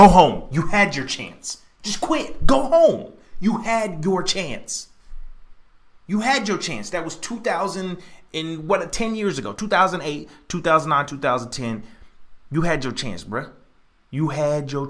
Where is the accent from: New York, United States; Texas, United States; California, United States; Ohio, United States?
Texas, United States; I grew up in Texas